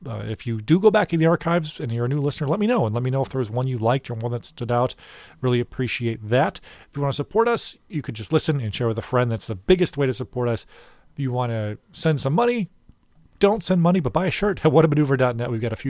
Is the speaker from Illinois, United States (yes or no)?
yes; Illinois, United States; we're from Illinois.